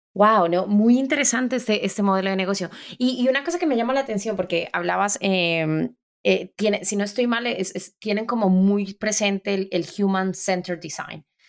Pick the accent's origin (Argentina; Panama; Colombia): Colombia; Como colombiana